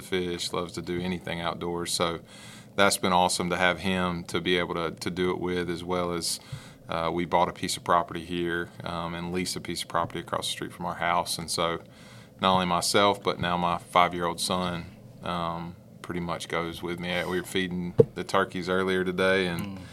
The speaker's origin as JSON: {"language": "English", "town": "Vidalia", "region": "Georgia", "country": "United States", "tie": "born or raised there", "said": "I was born and raised here in Vidalia"}